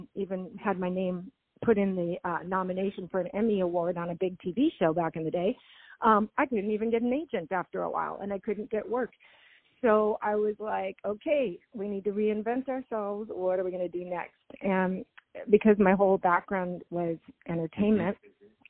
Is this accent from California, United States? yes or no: yes; Los Angeles, California, United States; I grew up in Los Angeles